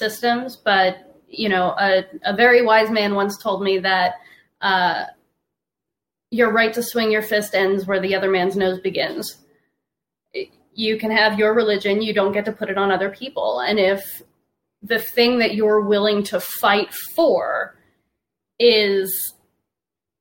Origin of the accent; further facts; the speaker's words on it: Tampa, Florida, United States; I was raised in Tampa.